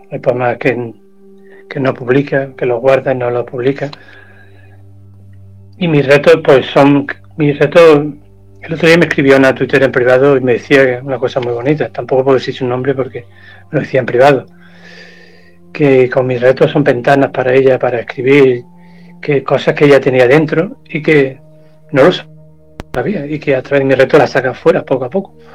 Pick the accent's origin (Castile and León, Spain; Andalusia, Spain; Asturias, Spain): Andalusia, Spain; Córdoba; Voy a cantar un fragmento aquí voy a sacar mi lado cordobés, mi lado andaluz.